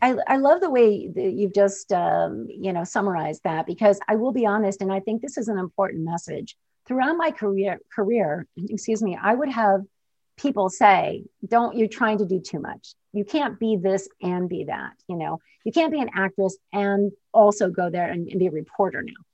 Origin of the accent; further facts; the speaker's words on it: Michigan, United States; moved away as an adult; also born or lived in Albuquerque, New Mexico; growing up in Michigan